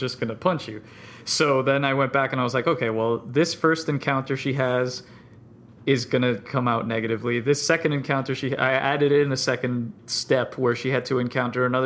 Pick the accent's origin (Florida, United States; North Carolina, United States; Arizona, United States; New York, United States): Florida, United States; South; I grew up in South Florida